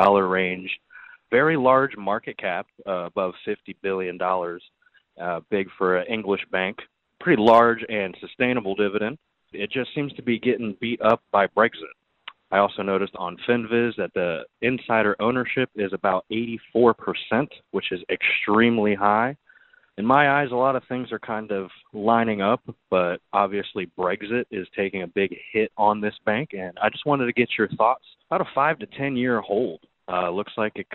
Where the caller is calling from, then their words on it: Jacksonville, Florida, United States; I'm calling from Jacksonville, Florida